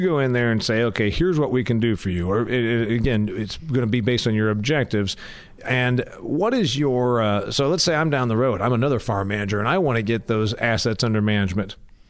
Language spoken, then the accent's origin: English; Indiana, United States; And I'm from Indiana. You're from Illinois. And it's a little different where we're from.